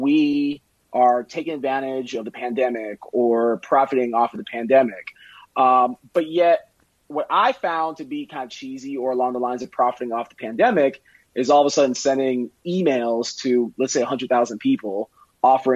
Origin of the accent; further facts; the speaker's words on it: Miami, Florida, United States; I'm from Miami